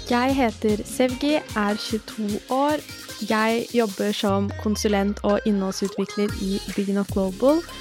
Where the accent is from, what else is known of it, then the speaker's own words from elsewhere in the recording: Norway; Jeg er født og oppvokst i Norge, men har bakgrunn fra Makedonia.